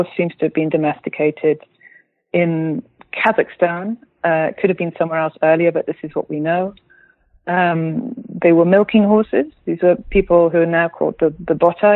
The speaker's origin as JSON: {"language": "English", "country": "United Kingdom", "moved": "as an adult", "lives_now": "Berlin, Germany", "said": "I'm a British writer. I live in Berlin"}